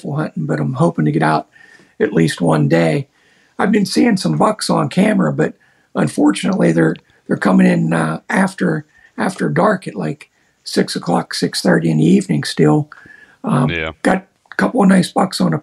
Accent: Pennsylvania, United States; I'm from Pennsylvania. I'm in southwestern PA

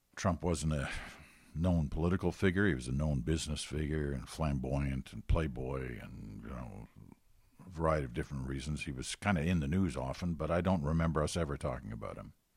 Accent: United Kingdom; now in Canada; I'm British. We were all born in Britain.

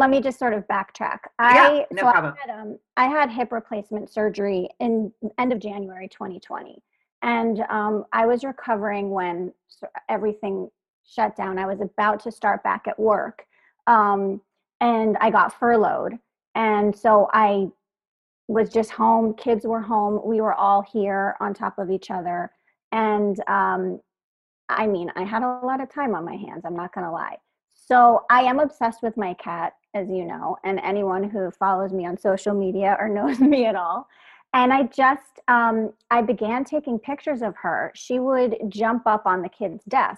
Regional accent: Philadelphia, Pennsylvania, United States; I grew up in Philadelphia in the city, single mom, teacher

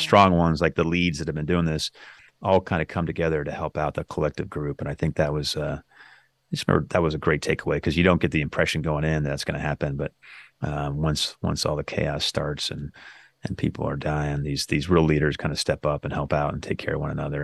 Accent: Northern California, United States; moved away; I grew up in Northern California

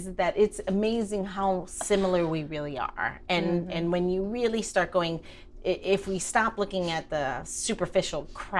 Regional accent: Midwest, United States; also born or lived in Hawaii; I didn't have a lot of Asian friends. I grew up in the Midwest.

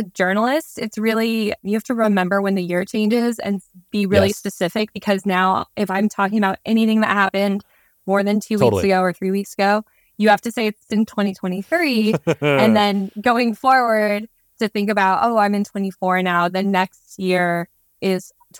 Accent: Nebraska, United States; now in Nashville, United States; And as a Nebraskan

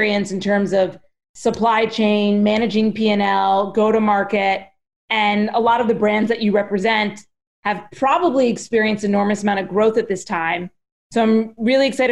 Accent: New Jersey, United States; I'm from New Jersey

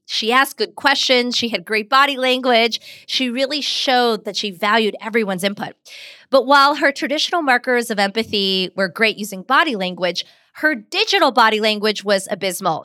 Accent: Pittsburgh, Pennsylvania, United States; I grew up in Pittsburgh, Pennsylvania, which meant at home we spoke Hindi

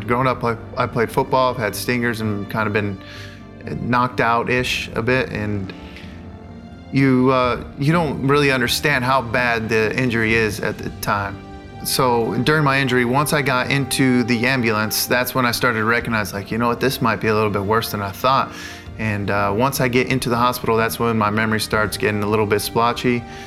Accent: La Mirada, California, United States; I'm from La Mirada, California. I grew up there 18 years of my life until went to college

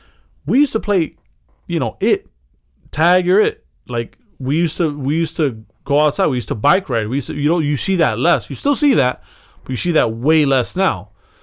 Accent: Chicago, Illinois, United States; Yeah, you're part of something. I'm from Chicago.

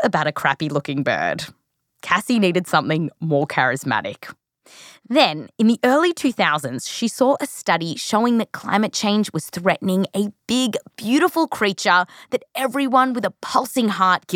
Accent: Australia; I come from Australia

